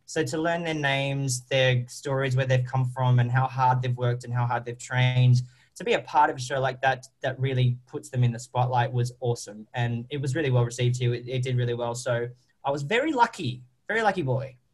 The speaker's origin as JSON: {"language": "English", "country": "Australia", "accent": "Australian", "said": "I am an Australian"}